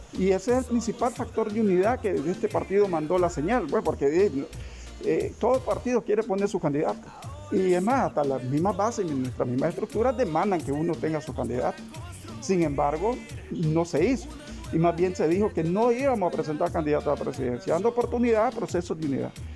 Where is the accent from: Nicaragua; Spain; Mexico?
Nicaragua